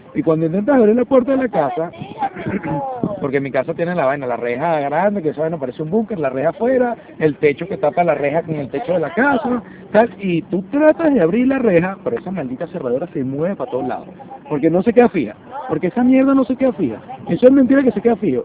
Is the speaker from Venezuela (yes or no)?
yes; Venezuela; also born or lived in Cumaná / Margarita; now in Lima, Peru; como todo venezolano